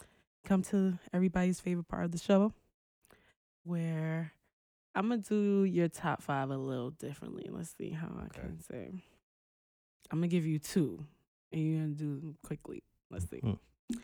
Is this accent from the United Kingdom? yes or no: no; United States; I'm Black American and like my grandparents are like from the South.